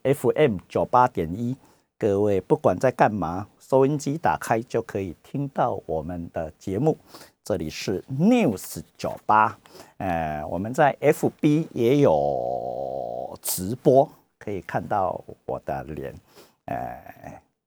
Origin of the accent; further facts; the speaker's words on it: Taiwan; 我们台湾人